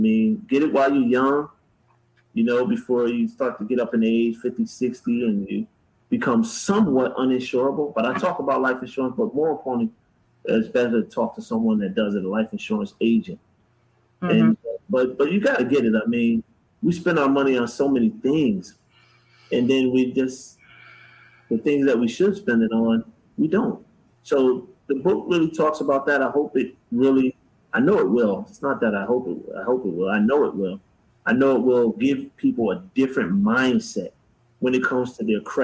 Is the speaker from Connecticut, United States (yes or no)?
yes; Bridgeport, Connecticut, United States; now in Charlotte, United States; I grew up in PT in Bridgeport, Connecticut.